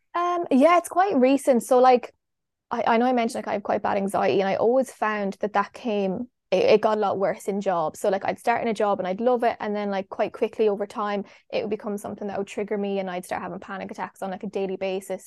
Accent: Longford, Leinster, Ireland; moved away; also born or lived in Galway / Kerry; I'm from Longford

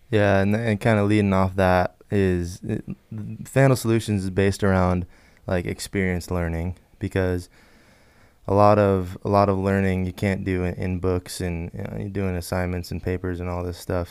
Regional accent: Wallace, Idaho, United States; I am from Wallace, Idaho, small town up north

